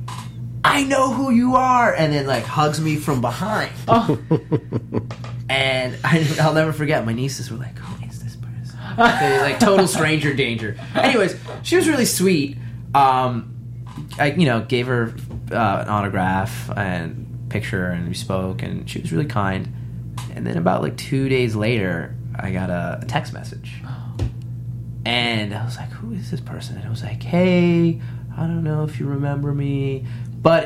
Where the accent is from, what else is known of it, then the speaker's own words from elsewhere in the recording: New York, United States; now in Los Angeles, United States; I live in California. I'm originally from New York